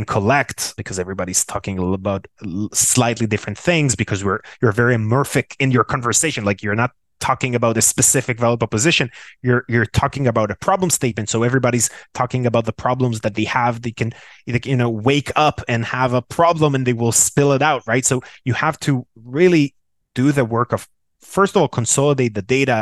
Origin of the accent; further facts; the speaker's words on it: Tel Aviv, Tel Aviv District, Israel; born and raised in Tel Aviv, Israel